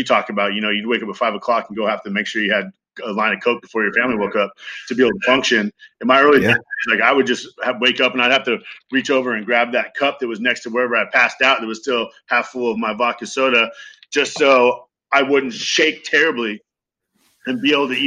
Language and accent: English; Ventura, California, United States; I grew up in Ventura, California